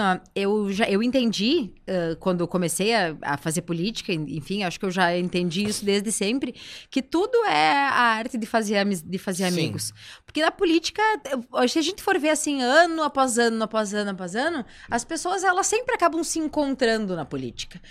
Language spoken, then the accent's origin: Portuguese; Passo Fundo, Rio Grande do Sul, Brazil; moved away as an adult; now in Porto Alegre, Brazil; que veio lá de Passo Fundo